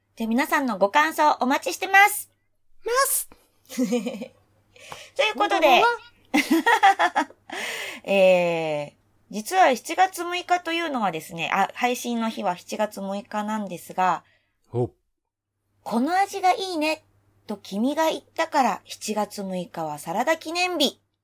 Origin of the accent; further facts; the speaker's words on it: Osaka, Japan; moved away as an adult; now in Tokyo, Japan; 私が長年大阪で育ち育てられてきた私が東京都民